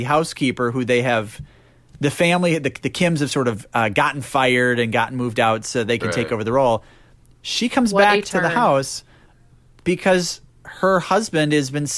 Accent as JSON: {"language": "English", "country": "United States", "said": "as an American"}